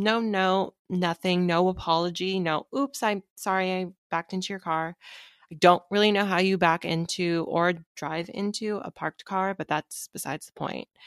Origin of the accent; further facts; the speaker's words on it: Seattle, Washington, United States; me growing up in Seattle